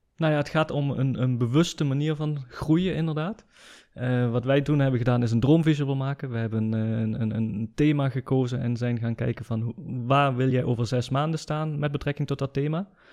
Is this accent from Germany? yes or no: yes; Germany; ik ben een Nederlander die in Duitsland is geboren en opgegroeid